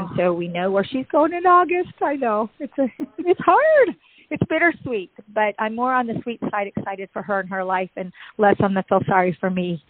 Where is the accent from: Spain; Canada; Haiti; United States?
United States; Seattle, Washington; now in Tampa, United States; you'll see that I came from Seattle, Washington to Tampa, Florida.